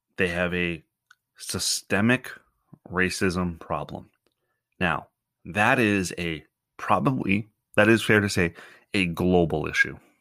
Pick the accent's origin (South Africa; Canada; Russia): Canada; also born or lived in Ontario; as a Canadian